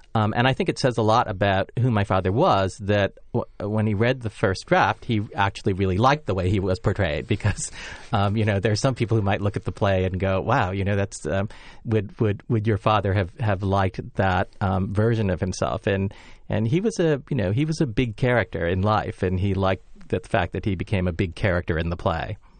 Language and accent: English; Los Angeles, California, United States; me being born, um, in Los Angeles, uh, as an American, and then growing up in kind of the sixties and seventies